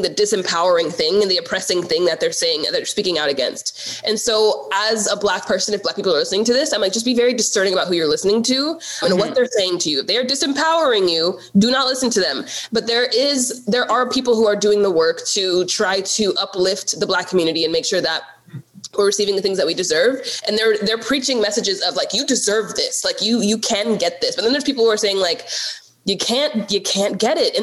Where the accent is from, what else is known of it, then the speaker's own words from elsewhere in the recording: United States; I am technically African American because I was born in America and I'm Black, but my parents are immigrants